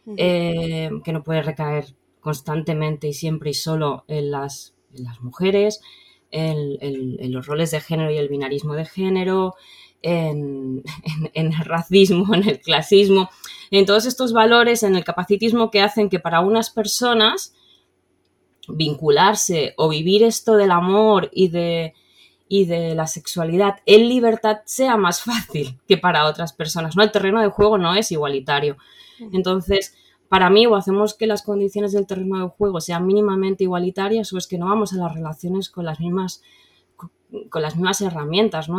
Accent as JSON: {"language": "Spanish", "region": "Valencian Community", "country": "Spain", "said": "como buena chiqueta valenciana"}